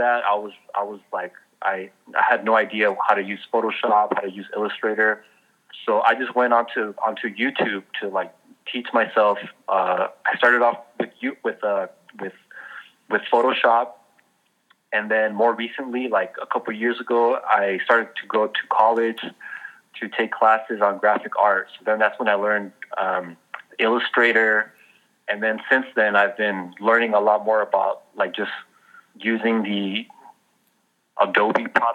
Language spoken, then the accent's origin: English; Los Angeles, California, United States; now in Oakland, United States; I grew up in Northeast L.A.